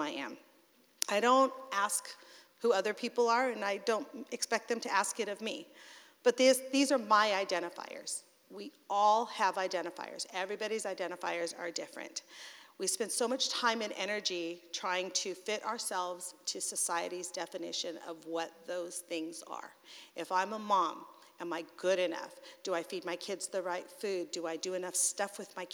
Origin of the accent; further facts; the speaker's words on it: California, United States; also born or lived in San Francisco Bay Area; now in Southern California, United States; I'm a Californian. I was born and raised in this great state, originally born in the San Francisco Bay Area, but for the last 30 years or so, I've called Southern California my home